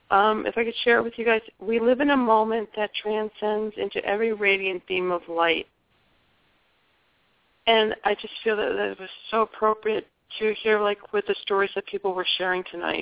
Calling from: Spring Hill, Florida, United States; Spring Hill, Florida. It's near Tampa.

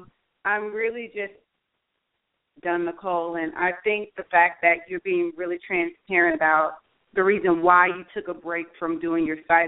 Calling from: Houston, Texas, United States; I'm calling from Houston.

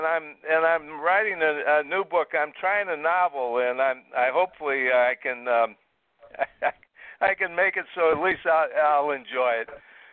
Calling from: Brevard County, Florida, United States; I'm calling from Florida. I live in Brevard County. I'm in Bill Posey's district.

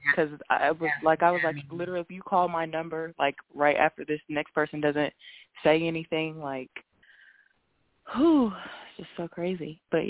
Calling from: Indiana, United States; Hey, Miss Blue, this is … I'm calling from Indiana.

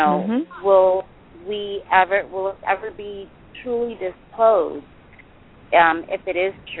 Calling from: Los Angeles, California, United States; That's probably much easier. I'm calling from Woodland Hills, California.

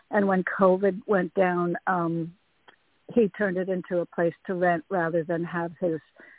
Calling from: Connecticut, United States; Hey, Toni. … from Connecticut.

